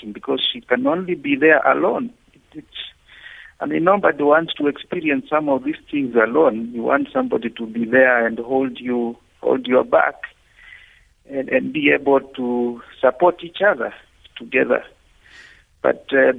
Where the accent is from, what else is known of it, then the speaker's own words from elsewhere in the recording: Kenya; moved away as an adult; now in Uganda; Originally, I'm a Kenyan